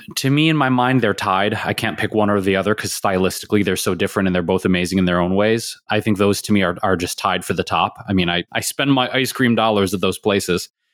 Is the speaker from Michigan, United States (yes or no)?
yes; Detroit, Michigan, United States; now in Los Angeles, United States; growing up in Detroit